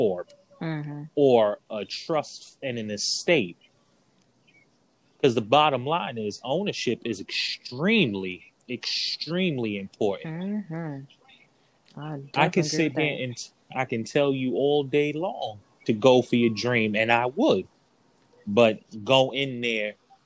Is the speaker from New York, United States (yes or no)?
yes; New York City, New York, United States; I'm from New York, okay. Brooklyn